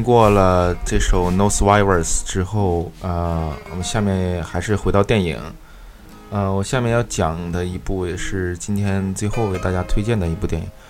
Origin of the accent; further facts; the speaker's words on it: Northeast China, China; 其实我的家乡是在东北